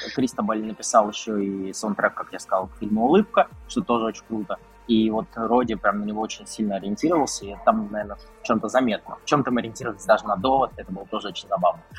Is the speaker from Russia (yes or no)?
yes; Krasnogorsk, Moscow Oblast, Russia; в моем родном городе Красногорске